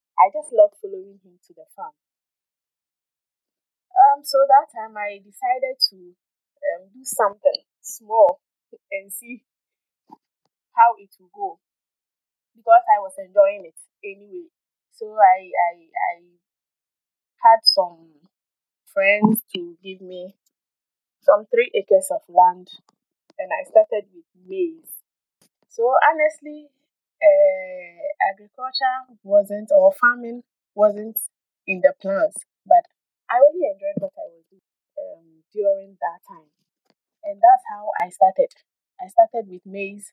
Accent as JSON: {"language": "English", "region": "Eastern Region", "country": "Ghana", "moved": "yes", "lives_now": "Accra, Ghana", "said": "I am from the Eastern region, from Adelsna precisely, but I lived in Trondheim for quite a number of years before coming to Accra."}